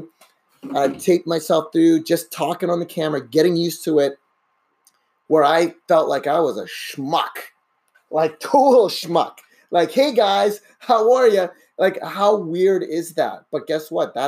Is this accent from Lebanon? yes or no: no; Canada; also born or lived in Brazil; I pretty much grew up in Canada